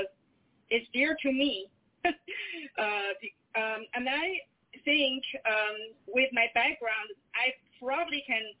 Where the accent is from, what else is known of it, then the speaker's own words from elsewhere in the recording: China; moved away as an adult; now in United States; I came from China. I grew up in China and came to the United States when I was 25 years old.